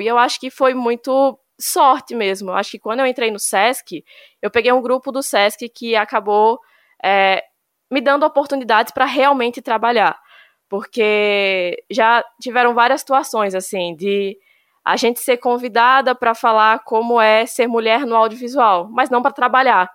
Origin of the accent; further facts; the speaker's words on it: Juazeiro, Bahia, Brazil; also born or lived in São Paulo; Eu nasci em São Paulo, eu vim para cá é, para a região do Vale de São Francisco, para Juazeiro especificamente, com sete anos de idade